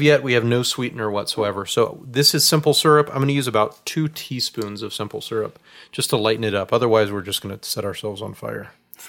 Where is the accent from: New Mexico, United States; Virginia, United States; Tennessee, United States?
Tennessee, United States; I'm from Tennessee